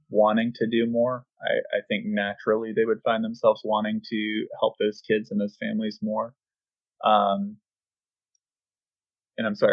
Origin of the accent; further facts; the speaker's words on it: United States; as an American